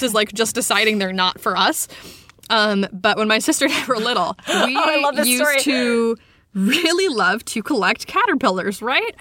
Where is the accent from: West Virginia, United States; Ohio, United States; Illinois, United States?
West Virginia, United States; growing up in West Virginia